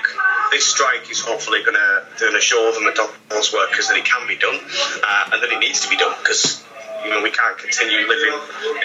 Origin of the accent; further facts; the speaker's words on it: Scarborough, Yorkshire and the Humber, United Kingdom; now in Cambridge, United Kingdom; I'm from Scarborough, and I did a lot of work with KFC there